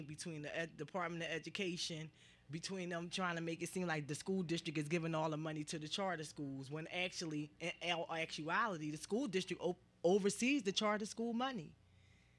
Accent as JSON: {"language": "English", "town": "Philadelphia", "region": "Pennsylvania", "country": "United States", "tie": "born or raised there", "said": "I'm from South Philly, and the schools that I went to, my high school is closed, my elementary school is closed. There's about two schools left in my immediate area where I grew up at."}